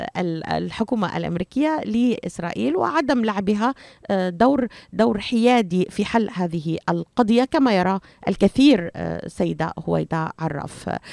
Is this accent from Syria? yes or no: yes; Syria; now in United States; انا سوريه وانا اعرف تماما ما ما ما, ما يجري في في وطني